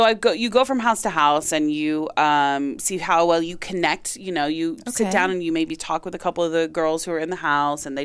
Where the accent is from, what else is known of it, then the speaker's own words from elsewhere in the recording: Tulsa, Oklahoma, United States; I'm from Oklahoma originally. I'm from Tulsa